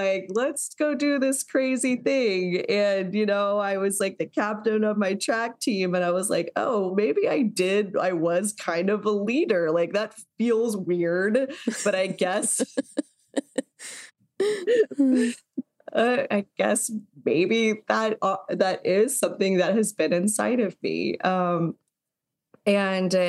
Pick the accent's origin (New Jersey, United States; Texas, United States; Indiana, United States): Texas, United States; I grew up in Texas